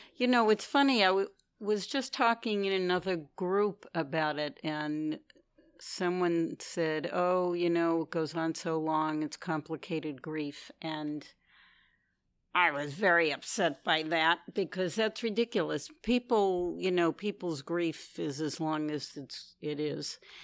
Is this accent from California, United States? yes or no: no; New York City, New York, United States; I'm from New York City, Manhattan. I've been here for most of my life